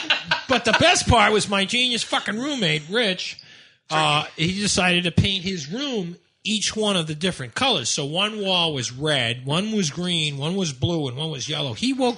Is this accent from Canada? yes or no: no; Ireland; I'm Irish. Well, how could they throw me out of the fucking neighborhood?